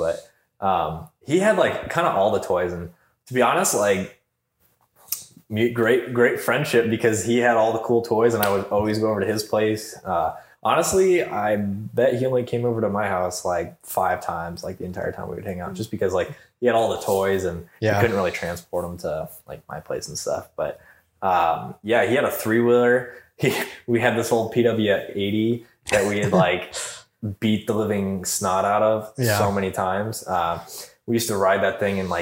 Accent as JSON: {"language": "English", "region": "southwest Michigan", "country": "United States", "tie": "born or raised there", "said": "growing up in Michigan, I was in the, you know, bottom southwest corner of Michigan"}